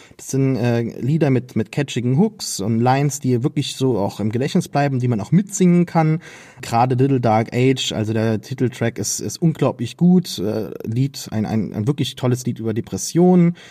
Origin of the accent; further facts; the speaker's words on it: Saarland, Germany; Als Saarländer